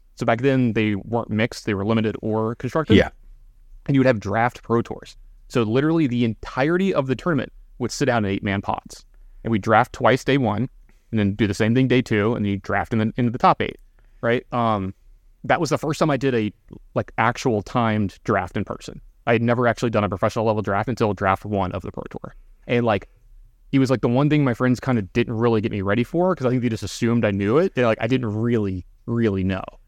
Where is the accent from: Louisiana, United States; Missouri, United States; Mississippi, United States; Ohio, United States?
Louisiana, United States; Baton Rouge; I'm from Baton Louisiana